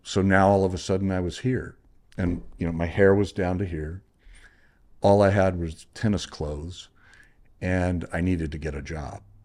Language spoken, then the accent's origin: English; Corpus Christi, Texas, United States; moved away as an adult; now in California, United States; I had graduated from um, Texas A&M Corpus Christi, my alma mater, uh, was in the my hometown